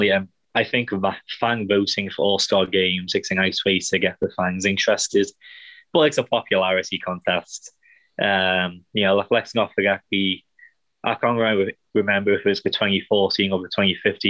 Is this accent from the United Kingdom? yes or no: yes; England, United Kingdom; now in Kansas City, United States; being English